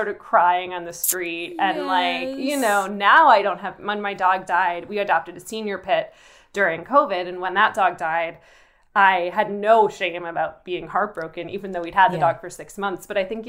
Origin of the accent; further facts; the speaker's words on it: New York, United States; To New York. I grew up outside